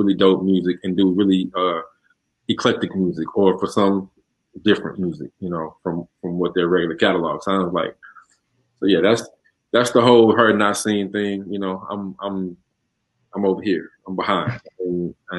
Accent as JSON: {"language": "English", "town": "Houston", "region": "Texas", "country": "United States", "said": "I'm from the South Side"}